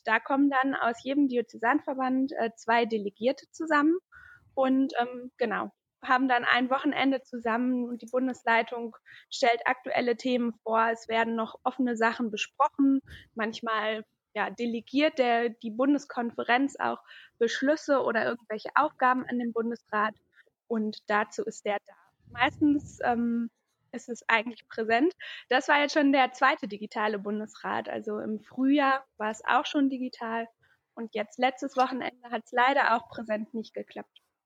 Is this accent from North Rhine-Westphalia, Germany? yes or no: yes; Paderborn, North Rhine-Westphalia, Germany; ich bin 23 Jahre alt und ich komme aus Paderborn. Hier wohne ich auch gerade aktuell